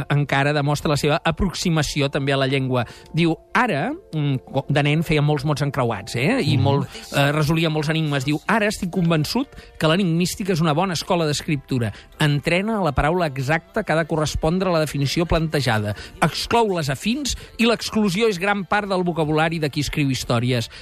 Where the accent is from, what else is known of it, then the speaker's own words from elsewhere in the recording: Barcelona, Catalonia, Spain; sóc un producte dels Salesians, no de Badalona, ah, sí? sinó dels d'Horta